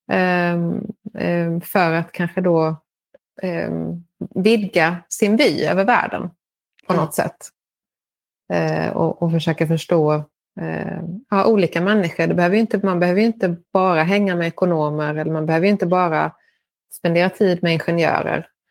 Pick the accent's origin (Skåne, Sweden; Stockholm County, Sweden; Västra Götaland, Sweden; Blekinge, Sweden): Skåne, Sweden; Lund; moved away as an adult; now in Madrid, Spain; jag kom ursprungligen från Lund